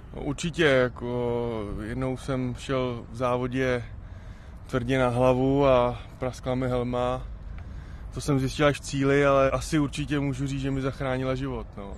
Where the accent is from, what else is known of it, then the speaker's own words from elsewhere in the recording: Šumava, Czechia; u nás doma na Šumavě